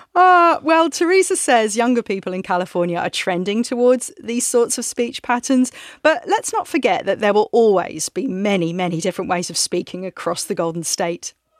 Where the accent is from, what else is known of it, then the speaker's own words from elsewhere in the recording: England, United Kingdom; moved away as an adult; now in San Francisco, United States; I'm from England